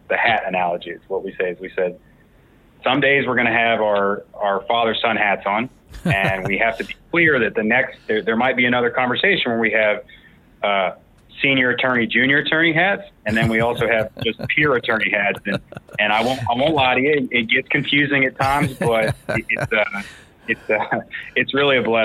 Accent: Morgantown, West Virginia, United States; I am born and raised in Morgantown. Went to high school here

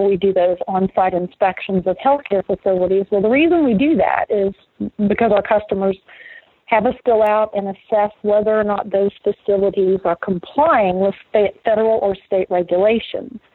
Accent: West Virginia, United States; born and raised in West Virginia

